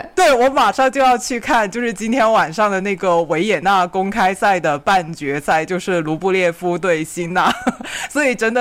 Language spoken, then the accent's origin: Chinese; Guangdong, China; 我们广东这边